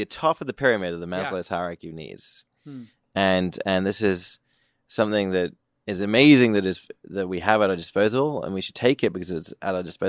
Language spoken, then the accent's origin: English; United Kingdom; I'm British.